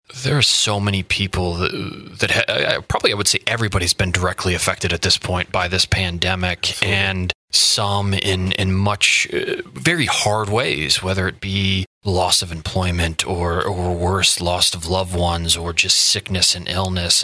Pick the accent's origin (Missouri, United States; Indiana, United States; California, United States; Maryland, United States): Indiana, United States; moved away as an adult; also born or lived in Boston, Massachusetts; now in Quincy, United States; I grew up in the, the Midwest Midwest Indiana